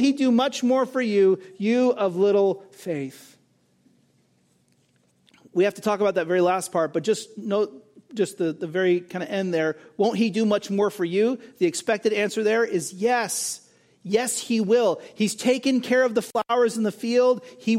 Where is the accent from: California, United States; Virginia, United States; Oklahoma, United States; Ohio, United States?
California, United States; the place where I grew up in Southern California was famous for these massive fields with beautiful wildflowers.